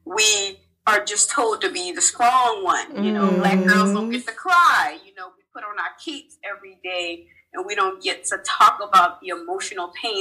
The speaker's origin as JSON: {"language": "English", "town": "Charleston", "region": "South Carolina", "country": "United States", "tie": "born or raised there", "said": "I'm originally from Charleston, South Carolina. I'm one of 5 kids"}